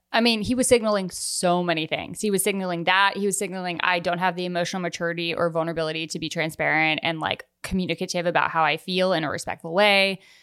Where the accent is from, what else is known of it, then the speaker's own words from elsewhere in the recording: Newport, Rhode Island, United States; also born or lived in Vermont; I grew up in Newport, Rhode Island, and my dad lived in Vermont, and I would go back and forth